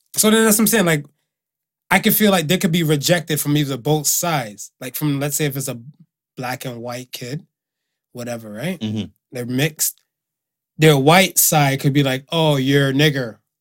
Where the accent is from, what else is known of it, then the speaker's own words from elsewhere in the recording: Miami, Florida, United States; now in Canada; we had two white kids and stuff, whatever, growing up in Miami